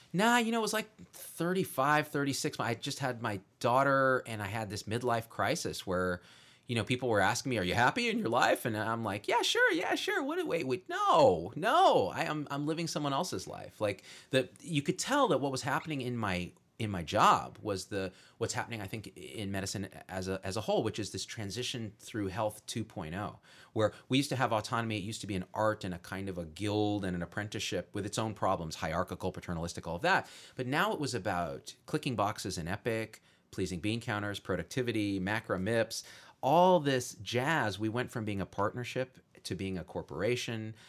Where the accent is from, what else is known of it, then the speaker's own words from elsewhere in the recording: Bay Area, California, United States; I grew up in the Bay Area of California